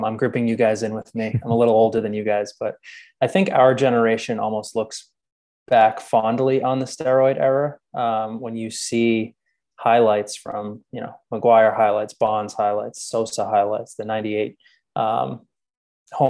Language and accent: English; Boston, Massachusetts, United States; I was born and raised in the Boston area.